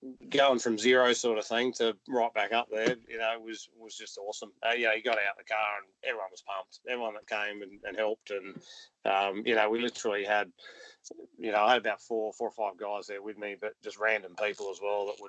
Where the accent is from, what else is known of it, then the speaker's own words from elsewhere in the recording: Adelaide, South Australia, Australia; growing up in Adelaide